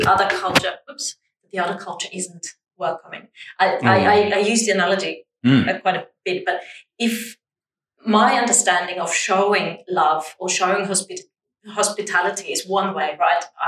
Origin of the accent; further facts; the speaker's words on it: Vienna, Austria; English is a second language; moved away as an adult; also born or lived in United Kingdom / Sydney, Australia; now in Perth, Australia; So I grew up in Vienna. I was born in Vienna, grew up.